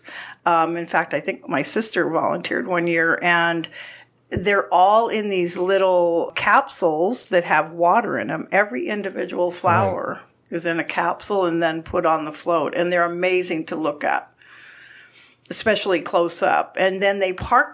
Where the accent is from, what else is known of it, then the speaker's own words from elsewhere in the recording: Pasadena, California, United States; moved away as an adult; also born or lived in Florida; I was born and raised in Pasadena, California, and I lived in California my whole life up until 4 years ago